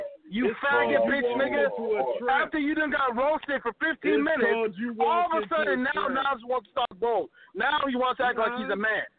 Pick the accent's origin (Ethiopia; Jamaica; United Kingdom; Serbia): Ethiopia; now in United States; I'm proud to be from Ethiopia. I'm proud to know my own nation, my culture, my language, my history.